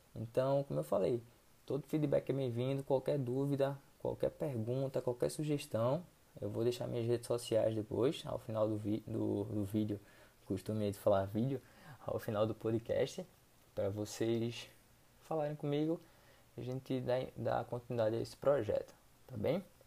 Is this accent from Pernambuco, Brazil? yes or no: yes; Recife, Pernambuco, Brazil; sou de Recife, Pernambuco